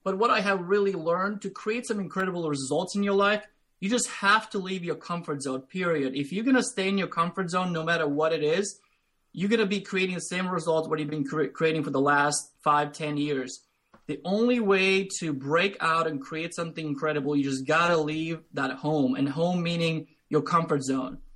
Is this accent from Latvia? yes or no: yes; Latvia; English is a second language; moved away as an adult; now in United States; I grew up in Latvia, which is Eastern European country, small country, about 2 million people.